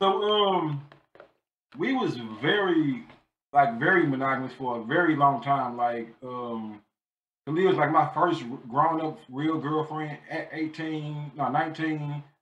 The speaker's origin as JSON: {"language": "English", "town": "St. Louis", "region": "Missouri", "country": "United States", "moved": "as an adult", "lives_now": "Baltimore, United States", "said": "I am from North St. Louis, Missouri. I currently live in Baltimore, Maryland."}